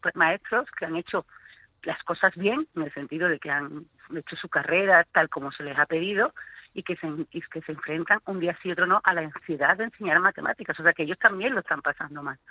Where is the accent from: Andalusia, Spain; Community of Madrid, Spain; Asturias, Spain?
Andalusia, Spain; Coria del Río; en mi pueblo, que yo soy de Coria